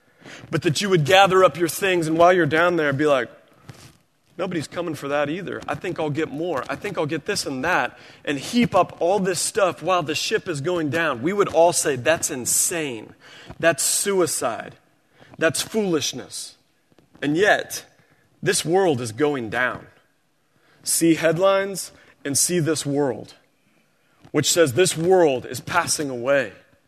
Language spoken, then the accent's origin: English; Springfield, Missouri, United States; I grew up in Missouri. We had tornadoes every spring. Springfield, Missouri and Greene County, it was predictable.